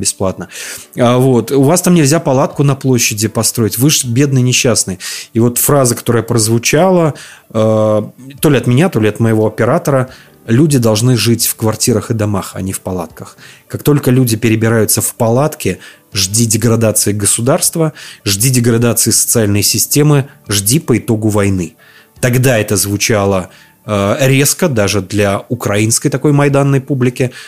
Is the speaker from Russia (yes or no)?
no; Belarus; я из Беларуси